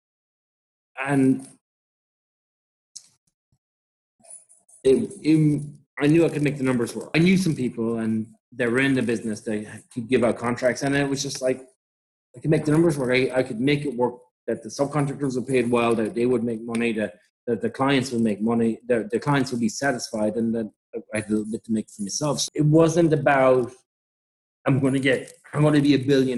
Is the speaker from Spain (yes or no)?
no; Ireland; moved away as an adult; now in New York, United States; being Irish and being white